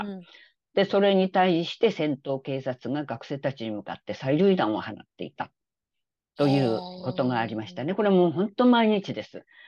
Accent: Japan; also born or lived in South Korea; 日本人で韓国からすると外国人

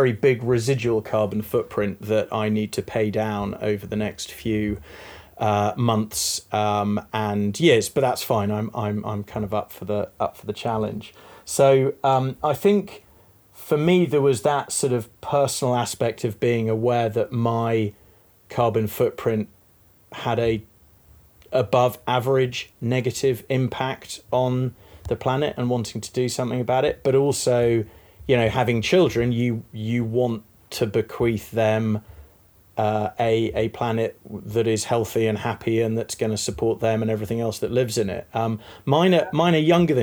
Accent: East Midlands, United Kingdom; now in London, United Kingdom; I was born in the Midlands, which is a bit non-descriptive, or was brought up in the Midlands instead of Northamptonshire, Leicestershire. But I've lived in London

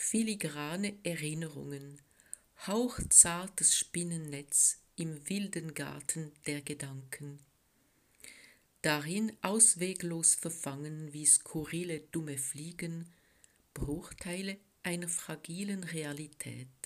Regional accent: French-speaking Switzerland, Switzerland; German is a second language; now in Bern, Switzerland; Ich komme aus der Schweiz genauer gesagt aus der französischen Schweiz, wo ich geboren und aufgewachsen bin. Deutsch habe ich in der Schule gelernt

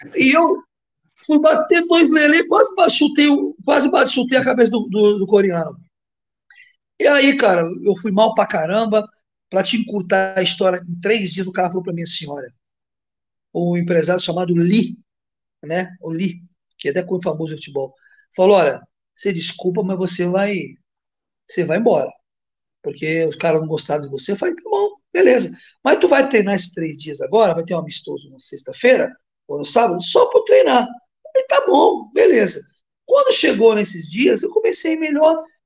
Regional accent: Brazil; moved away as an adult; also born or lived in Greece; eu saí do Brasil muito cedo

